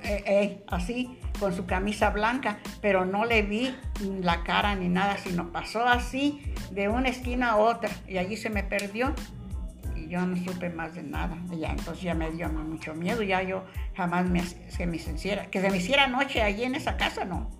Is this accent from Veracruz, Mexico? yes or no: no; Morelia, Michoacán, Mexico; now in Colima, Mexico; de Morelia, De Michoacán